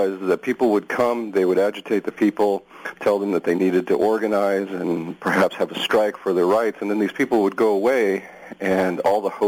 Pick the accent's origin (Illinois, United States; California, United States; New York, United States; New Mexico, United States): New Mexico, United States; moved away as an adult; now in Portland, United States; I grew up in New Mexico, and during my education in elementary school and in high school and so forth